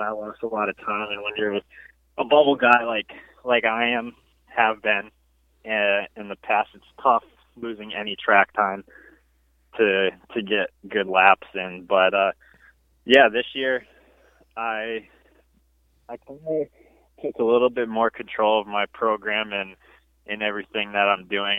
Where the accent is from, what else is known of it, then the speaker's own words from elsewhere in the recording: Woodstock, Connecticut, United States; I'm from Connecticut, uh, Woodstock, Connecticut to be exact